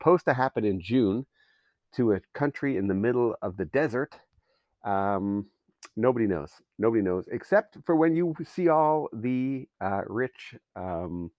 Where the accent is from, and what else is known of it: Canada